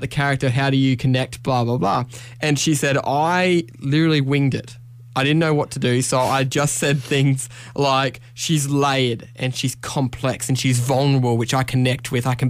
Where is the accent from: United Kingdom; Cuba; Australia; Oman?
Australia; Queensland; moved away as an adult; now in New South Wales, Australia; So I'm from Queensland, obviously. I've lived there my whole life. This is the first time I've lived in New South Wales.